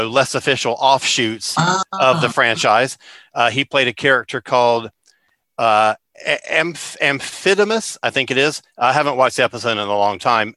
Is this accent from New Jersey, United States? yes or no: no; Central Florida, United States; Growing up in Central Florida